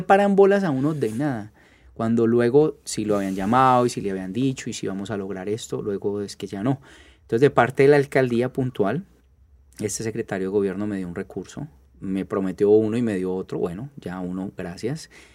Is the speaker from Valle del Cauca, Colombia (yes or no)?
yes; Roldanillo, Valle del Cauca, Colombia; los de Roldán